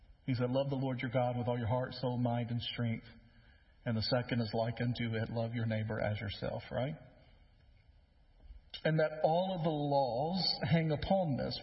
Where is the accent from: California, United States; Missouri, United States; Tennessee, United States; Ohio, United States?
Tennessee, United States; West; now in Middle Tennessee, United States; I grew up in West Tennessee, and so some things are different over there near the river